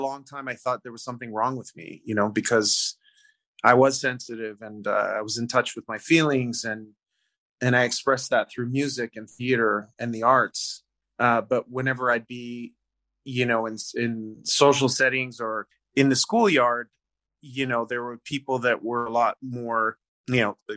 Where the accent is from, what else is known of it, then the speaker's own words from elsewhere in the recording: Canada; I was born in Canada. My heritage or my parents are Italian